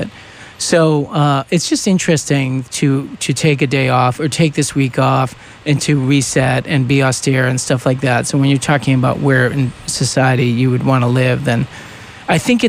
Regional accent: eastern Massachusetts, United States; I grew up in Massachusetts, in eastern Massachusetts

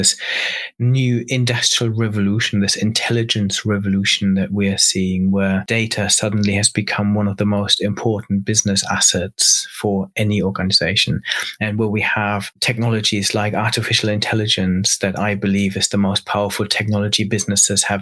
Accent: Germany; moved away as an adult; also born or lived in Cambridge, United Kingdom; I grew up in Germany

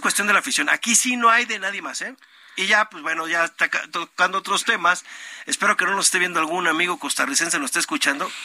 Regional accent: Mexico; siendo mexicanos

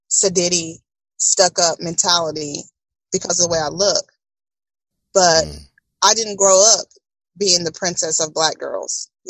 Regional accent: Tomball, Texas, United States; I came from Tomball.

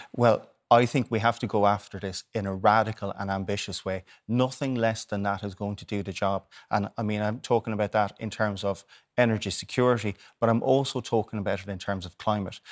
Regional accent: Waterford, Munster, Ireland; I'm from Waterford

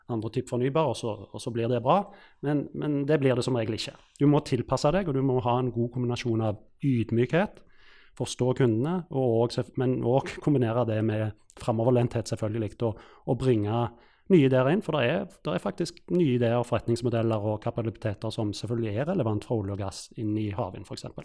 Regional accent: Stavanger, Rogaland, Norway; moved away; når jeg vokste opp i Stavanger

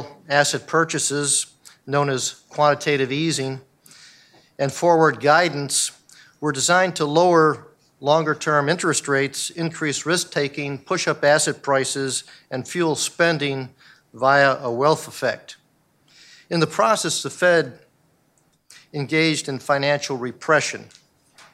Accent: Buffalo, New York, United States; moved away; I'm from Buffalo, New York

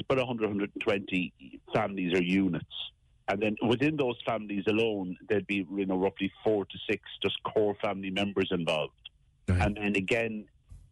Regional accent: Cork, Munster, Ireland; I'm from Cork. I'm from the Lough.

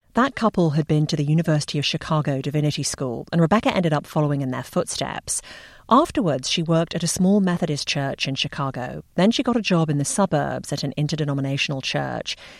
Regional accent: England, United Kingdom; moved away; growing up in England

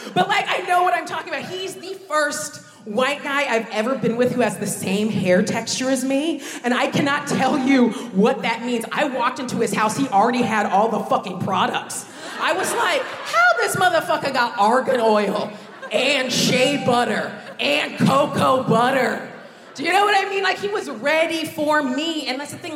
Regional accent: United States; moved away as an adult; now in United Kingdom; growing up in America

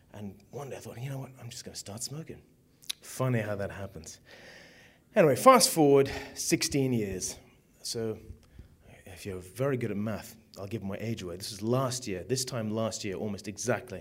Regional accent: Zimbabwe; moved away; I came from Africa. I was born in Zimbabwe

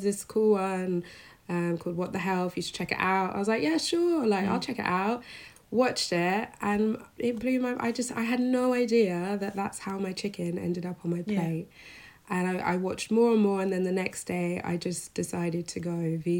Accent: London, United Kingdom; I grew up in London, in North London

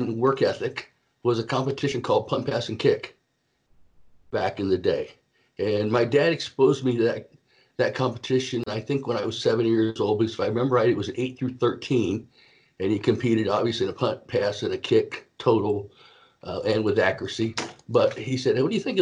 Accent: East Coast of Florida, United States; I grew up on the East Coast of Florida

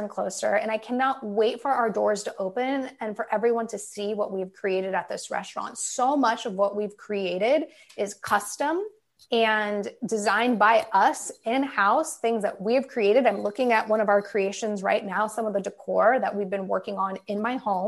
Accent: Dayton, Ohio, United States; moved away as an adult; also born or lived in Portland, Oregon / Long Beach, California; now in San Diego, United States; I'm from Dayton. I graduated high school in 2004 when I was 18, and I immediately moved to the West Coast.

